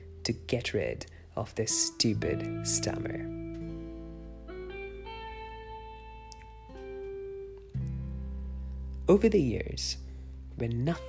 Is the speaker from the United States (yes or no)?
no; India; Growing up in India